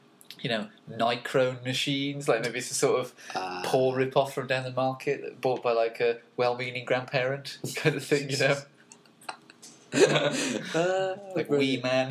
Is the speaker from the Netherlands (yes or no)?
no; Wolverhampton, West Midlands, United Kingdom; I'm from Wolverhampton